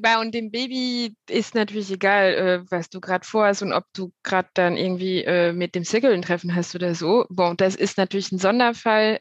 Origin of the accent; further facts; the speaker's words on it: France; now in Cologne, Germany; Ich bin ursprünglich nicht aus Deutschland, ich komme aus Frankreich